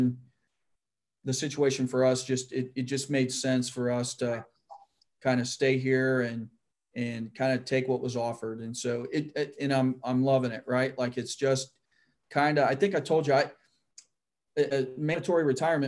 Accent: Van Wert, Ohio, United States; moved away; where I grew up in Van Wert, Ohio, is kind of the central location. And so, yeah, that's still home to me

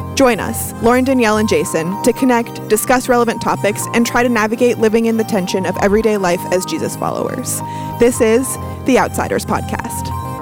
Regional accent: Toronto, Ontario, Canada; moved away as an adult; now in Dayton, United States; I was born and raised in Toronto, Canada

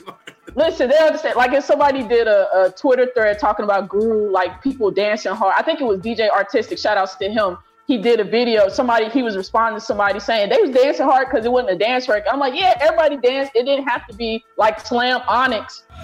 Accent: Oklahoma, United States; I'm from Oklahoma

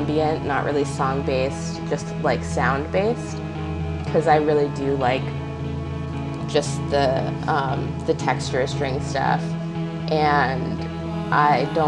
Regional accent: United States; I grew up like right outside of New York City

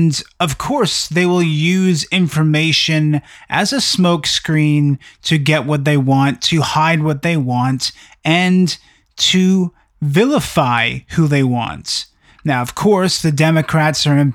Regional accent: Canada; I'm from Canada

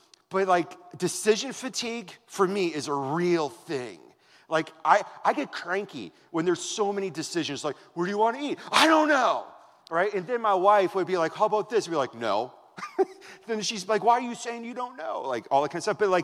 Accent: Wisconsin, United States; moved away; that's how we were raised in Wisconsin.

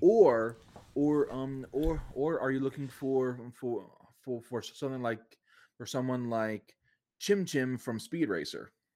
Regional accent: Georgia, United States; I am Georgia raised

